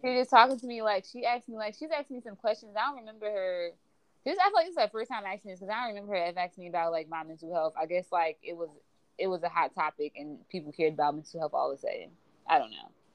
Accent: New Jersey, United States; also born or lived in St. Louis, Missouri; I'm I'm from Jersey, moving back was such an adjustment for me

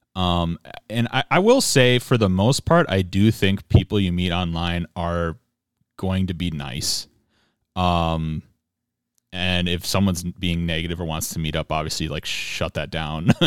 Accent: Minnesota, United States; I'm a Protestant Minnesotan.

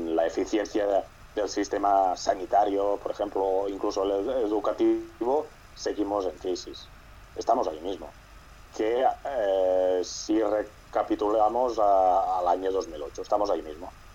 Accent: Catalonia, Spain; yo soy catalán

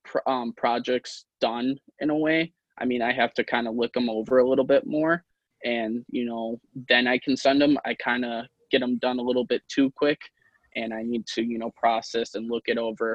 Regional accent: Wisconsin, United States; also born or lived in Russia; I was actually adopted from Russia, which is kind of cool. But I've always lived here in Wisconsin

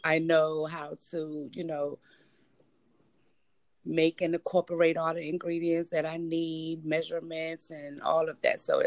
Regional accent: Richmond, Virginia, United States; born and raised in Richmond, Virginia

